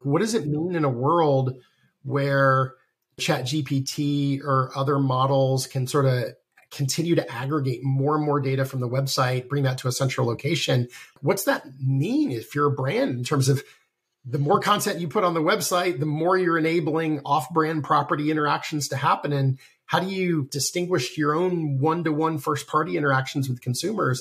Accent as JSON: {"language": "English", "region": "the South", "country": "United States", "moved": "yes", "said": "I'm from the South originally"}